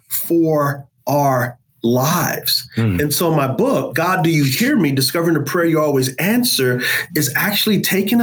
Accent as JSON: {"language": "English", "country": "United States", "said": "As American Christians"}